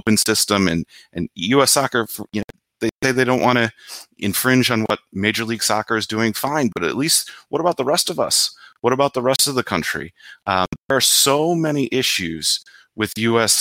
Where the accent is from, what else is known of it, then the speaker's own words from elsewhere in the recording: Illinois, United States; I'm from Illinois.